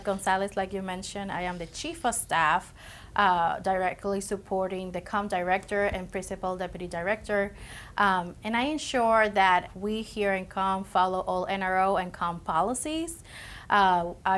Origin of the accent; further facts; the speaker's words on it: Puerto Rico; moved away as an adult; now in United States; I am also from Puerto Rico. I was born and raised over there until I graduated